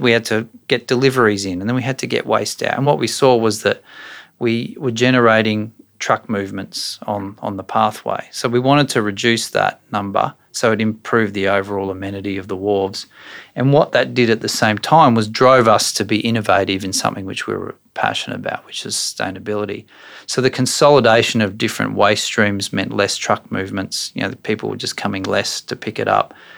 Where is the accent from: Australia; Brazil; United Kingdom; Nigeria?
Australia; Brisbane, Queensland; I grew up in Brisbane